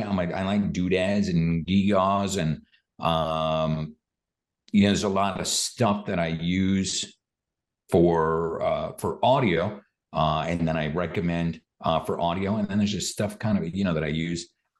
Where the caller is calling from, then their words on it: Austin, Texas, United States; I'm calling in from Austin, Texas